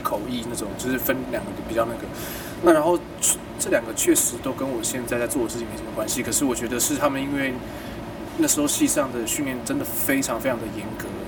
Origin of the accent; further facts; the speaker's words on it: Kaohsiung, Taiwan; 我小时候是在高雄